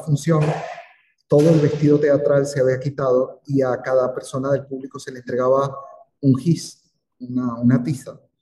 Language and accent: Spanish; Venezuela; moved away; en mi país